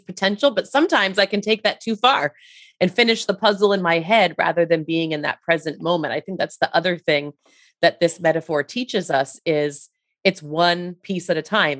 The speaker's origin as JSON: {"language": "English", "region": "Rhode Island", "country": "United States", "said": "I'm from Rhode Island myself"}